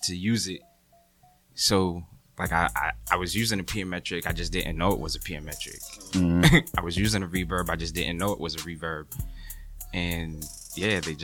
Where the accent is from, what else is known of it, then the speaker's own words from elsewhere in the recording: Boston, Massachusetts, United States; also born or lived in Randolph, Massachusetts / Brockton, Massachusetts / Atlanta, Georgia; I was born in Boston